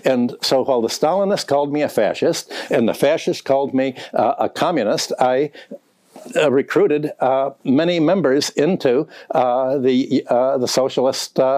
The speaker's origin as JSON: {"language": "English", "town": "Minneapolis", "region": "Minnesota", "country": "United States", "tie": "born there", "said": "I was born in Minneapolis which is the only city uh, in the world that was a Trotskyist uh, city."}